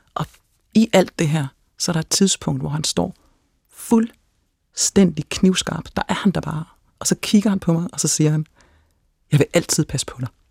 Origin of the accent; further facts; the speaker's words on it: Denmark; som dansker